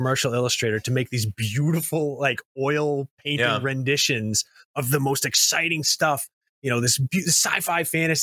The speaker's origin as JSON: {"language": "English", "country": "United States", "said": "I'm from America"}